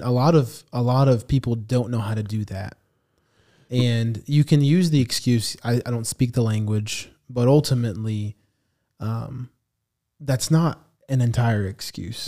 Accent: United States; I'm half, half Salvadorian, half Arab, so I'm completely half of another, um, ethnicity other than Hispanic. And so I grew up in an American church

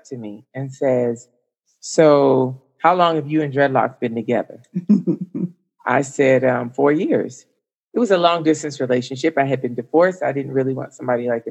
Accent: Miami, Florida, United States; moved away; also born or lived in Huntsville / Atlanta; I'm from Miami

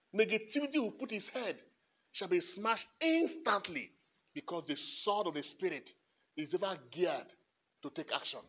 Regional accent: Nigeria; I'm a Nigerian

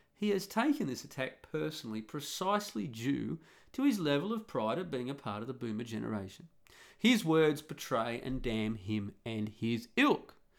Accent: Australia; moved away; growing up and living in being an Australian. And a real Australian too

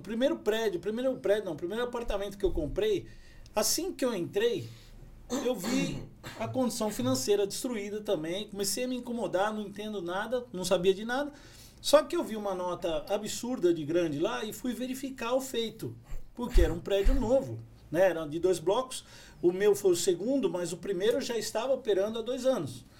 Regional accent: São Paulo, Brazil; moved away as an adult; now in São José dos Campos, Brazil; Eu sou de São Paulo, capital

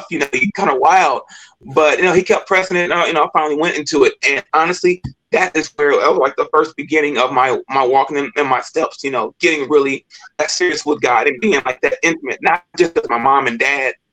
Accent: Kansas City, United States; I I grew up in Kansas City. I got three brothers and a sister. Um, grew up in Kansas City like in, in our whole life, and you know, we grew up in church.

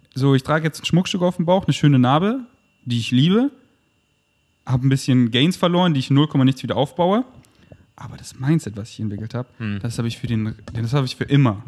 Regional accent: Munich, Bavaria, Germany; moved away as an adult; now in Berlin, Germany; Bin in München groß geworden

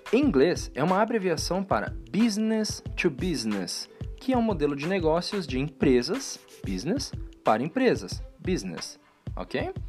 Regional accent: Brazil; Pô, nós somos brasileiros.

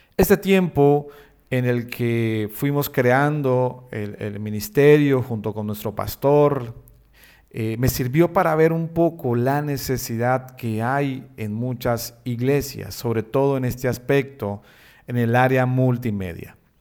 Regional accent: Bucaramanga, Santander, Colombia; soy colombiano, nací en una ciudad llamada Bucaramanga, allí en Colombia.

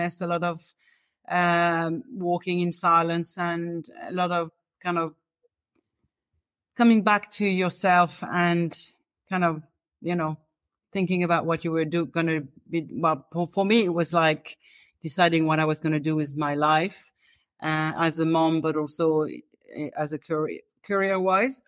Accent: France; moved away as an adult; now in Dublin, Ireland; I'm originally from France

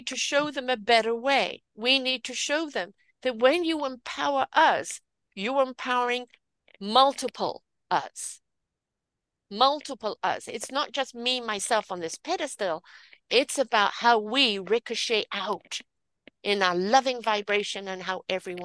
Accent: United Kingdom; I'm British. I have a different culture.

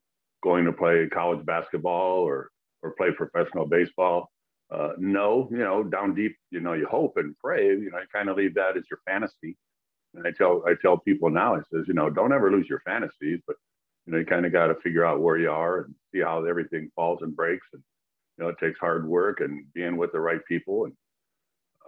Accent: Chicago, Illinois, United States; growing up in Chicago, you're watching the Cubs and the White Sox mostly

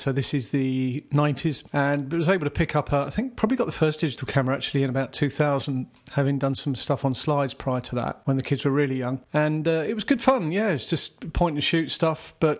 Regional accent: South East England, United Kingdom; now in Croydon, United Kingdom; I was born in Surrey, southeast England. I currently live in Croydon. Actually been in the area for most of my life, mid-50s.

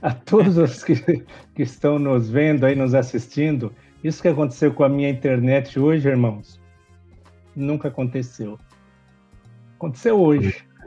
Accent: Osasco, São Paulo, Brazil; nasci em Osasco, né? Uma família de muitos irmãos

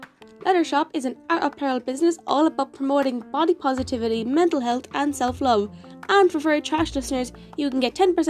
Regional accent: Ireland

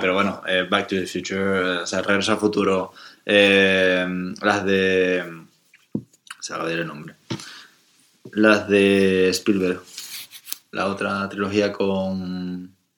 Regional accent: Canary Islands, Spain; born or raised there

